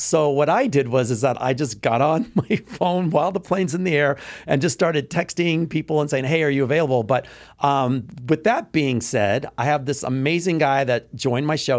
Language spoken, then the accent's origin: English; Texas, United States; moved away; I'm from Texas, you know, I grew up in Texas